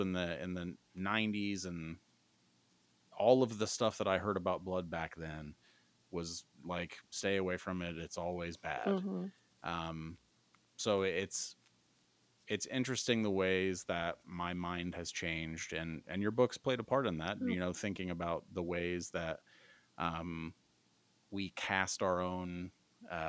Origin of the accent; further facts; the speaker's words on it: Midwest, United States; I'm from the Midwest